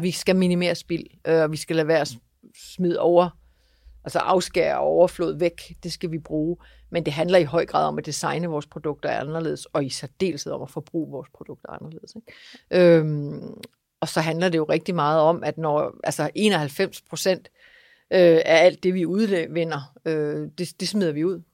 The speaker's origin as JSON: {"language": "Danish", "area": "East Jutland", "region": "Central Denmark Region", "country": "Denmark", "tie": "born or raised there", "said": "Jeg er vokset op på Husmandsted i Østjylland"}